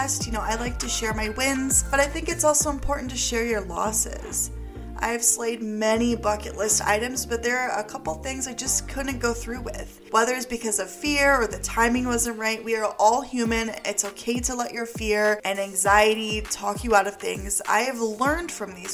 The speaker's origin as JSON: {"language": "English", "town": "Beloit", "region": "Wisconsin", "country": "United States", "tie": "born or raised there", "said": "I grew up in Beloit, Wisconsin, and I lived on the west side of town"}